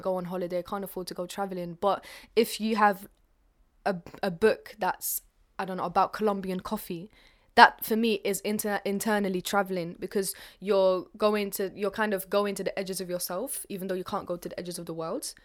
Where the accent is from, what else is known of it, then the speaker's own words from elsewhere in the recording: London, United Kingdom; also born or lived in Algeria; I'm from North London. Originally, I was born in Algeria, but I've spent the rest of my life in London, so I identify more with that side of me.